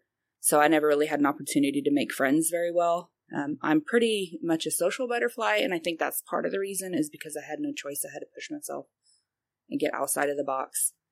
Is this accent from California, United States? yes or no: no; Hutchinson, Kansas, United States; born there; Well, I was born in Hutch, obviously.